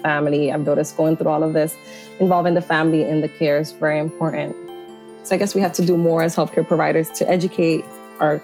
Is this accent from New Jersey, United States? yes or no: no; Philadelphia, Pennsylvania, United States; I grew up around Temple and this is my community here in Philadelphia